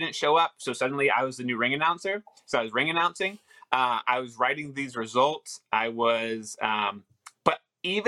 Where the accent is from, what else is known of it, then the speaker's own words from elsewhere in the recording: Los Angeles, California, United States; I grew up in Van Nuys, California